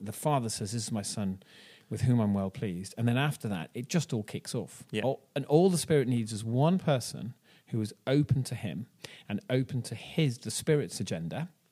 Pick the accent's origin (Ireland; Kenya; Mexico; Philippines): Ireland; now in Bristol, United Kingdom; I'm from Ireland